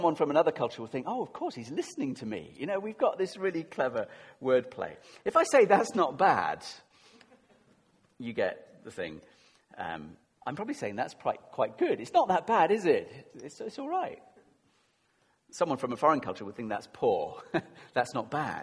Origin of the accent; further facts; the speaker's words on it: United Kingdom; we're very British